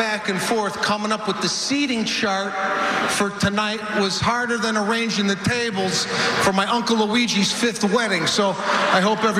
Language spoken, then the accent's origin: English; Los Angeles, California, United States; I'm from Los Angeles, where everybody's riding around in a bird scooter